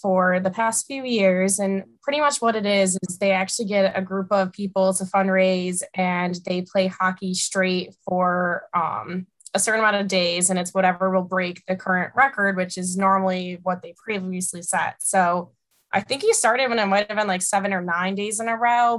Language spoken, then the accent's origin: English; Buffalo, New York, United States; growing up in Buffalo, like hockey and watching the Sabres is always a fun pastime for me